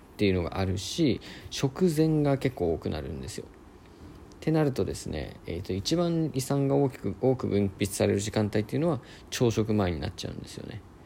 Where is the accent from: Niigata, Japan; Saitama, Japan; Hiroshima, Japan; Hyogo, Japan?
Niigata, Japan; moved away as an adult; now in Sendai, Japan; 僕はえっともともと出身は新潟の方だったんですけども、えー、まあ、大学入るためにま仙台に来て